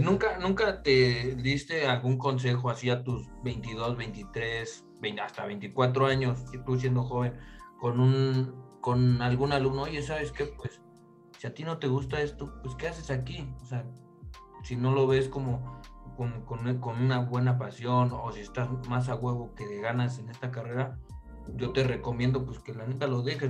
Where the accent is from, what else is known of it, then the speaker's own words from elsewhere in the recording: Mexico City, Mexico; yo soy de Pedregal de Santo Domingo